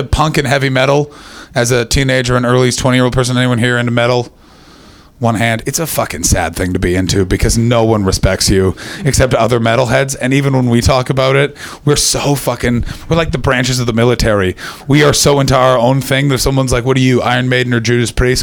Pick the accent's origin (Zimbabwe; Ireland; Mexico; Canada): Canada; Ottawa, Ontario; moved away as an adult; now in United Kingdom; I'm from Ottawa